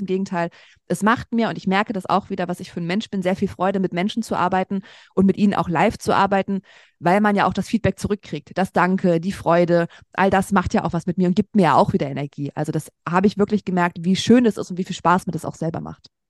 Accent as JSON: {"language": "German", "town": "Braunschweig", "region": "Lower Saxony", "country": "Germany", "tie": "born or raised there", "also_born_or_lived": "Berlin", "moved": "as an adult", "said": "nach Braunschweig, meine Heimatstadt, zurückgezogen"}